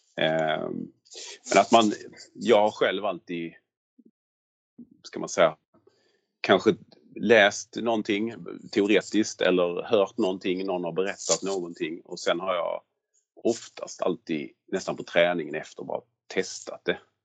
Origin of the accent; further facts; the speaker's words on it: Skåne, Sweden; accent: Scanian (skånska); jag inte kan härma med min skånska